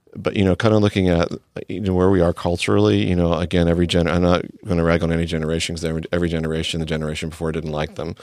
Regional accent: D.C., Mid-Atlantic, United States; moved away as an adult; also born or lived in Texas; now in California, United States; grew up in, near Washington, D C

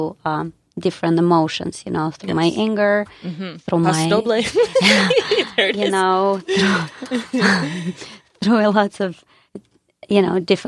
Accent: Dnipro, Dnipropetrovsk Oblast, Ukraine; now in United States; I was born in the Ukraine

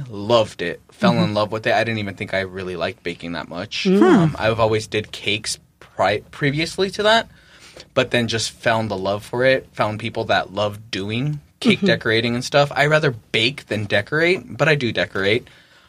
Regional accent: Bakersfield, California, United States; moved away; I'm from Bakersfield, California.

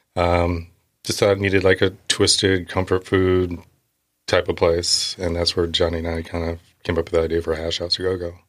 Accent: Milford, Indiana, United States; moved away as an adult; also born or lived in Boston; I grew up one mile or less than one mile from Maple Leaf Duck Farms

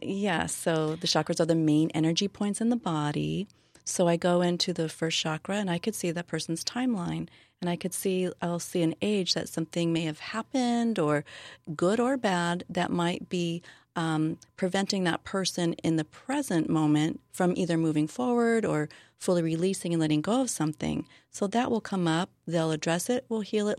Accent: Southern California, United States; also born or lived in Hawaii; now in San Diego, United States; I was born and raised in Southern California

